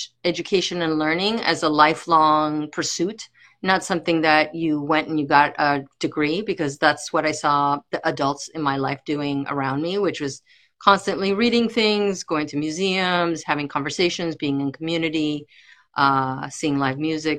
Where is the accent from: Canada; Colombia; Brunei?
Colombia; Barranquilla, Atlántico; also born or lived in United States; From Colombia. My family's from Colombia. I grew up here and I grew up in Colombia. I went back and forth as a child.